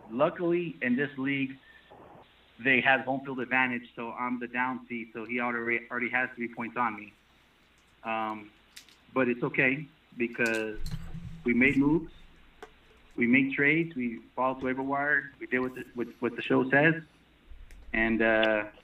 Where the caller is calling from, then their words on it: El Paso, Texas, United States; Hey, it's me. … from El Paso, Texas.